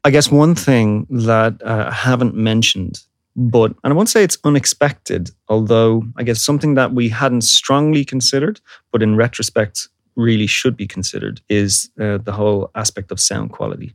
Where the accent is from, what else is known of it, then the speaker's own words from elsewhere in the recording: Dublin, Leinster, Ireland; I'm Irish I'm from Dublin. At the time when I was growing up, it was uh, an incredible music scene in Dublin